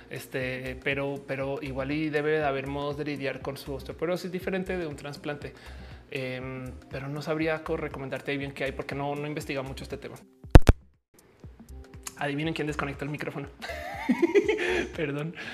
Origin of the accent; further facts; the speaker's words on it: Argentina; Este eh, soy de Argentina.